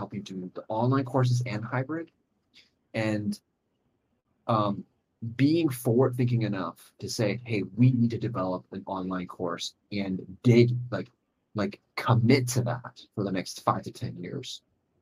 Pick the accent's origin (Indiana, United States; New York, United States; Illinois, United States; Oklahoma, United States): Illinois, United States; now in Hong Kong; I was originally from Illinois. I was born in Illinois